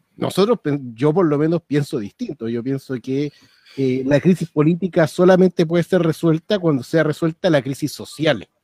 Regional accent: Maipú, Santiago Metropolitan Region, Chile; Yo soy de Maipú, acá, al lado de la villa

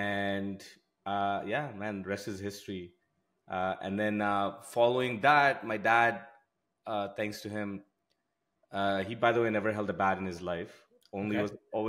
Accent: Moscow, Russia; also born or lived in India; now in Canada; After that, we, in fact, some of my years, I grew up in Russia, in Moscow.

